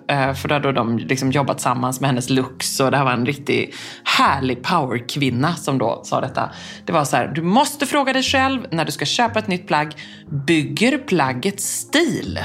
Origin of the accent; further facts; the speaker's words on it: Gothenburg, Västra Götaland, Sweden; jag är från Göteborg.